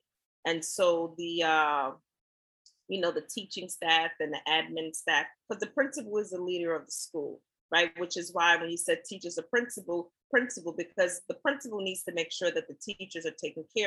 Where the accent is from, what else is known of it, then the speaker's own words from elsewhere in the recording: New York City, New York, United States; also born or lived in Allendale, South Carolina; I grew up in Brooklyn, right? And I am from Brooklyn, but I hail from Allendale, South Carolina, small town.